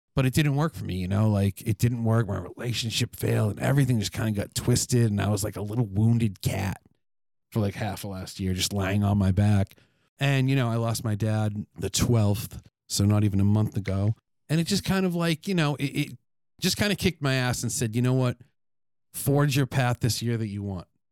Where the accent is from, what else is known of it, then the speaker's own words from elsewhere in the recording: New England, United States; growing up in New England